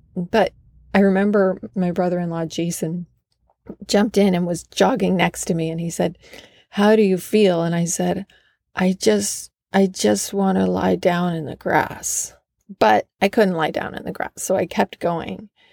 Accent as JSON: {"language": "English", "region": "Vermont", "country": "United States", "tie": "born or raised there", "also_born_or_lived": "Los Angeles", "moved": "yes", "said": "Vermont, my home state"}